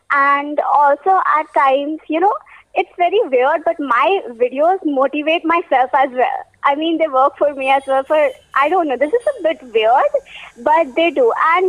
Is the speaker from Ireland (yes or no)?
no; Hyderabad, Telangana, India; As you already introduced, I'm from Hyderabad.